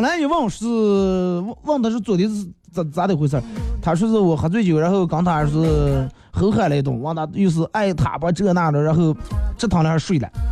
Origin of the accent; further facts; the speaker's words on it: Bayannur, Inner Mongolia, China; accent: Bameng dialect; 我是内蒙古的